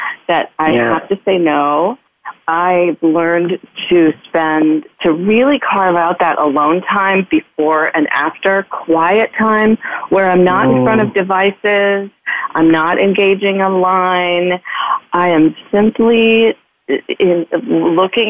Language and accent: English; Midwest, United States; I'm a girl from the Midwest who is raised to be nice at all costs